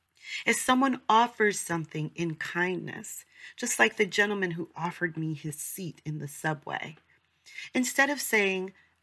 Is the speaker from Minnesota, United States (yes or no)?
no; New York, United States; I'm from New York, shout out to New Yorkers, I love New York